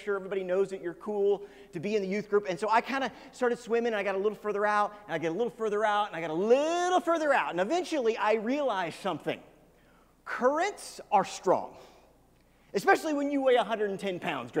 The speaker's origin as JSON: {"language": "English", "town": "Kansas City", "region": "Missouri", "country": "United States", "tie": "born or raised there", "said": "I grew up in Kansas City, which is on the Missouri side of Kansas City."}